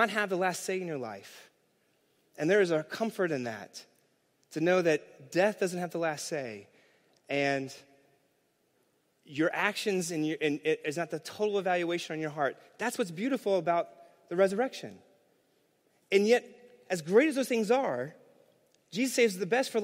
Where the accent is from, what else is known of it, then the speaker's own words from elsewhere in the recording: New York City, New York, United States; As a New Yorker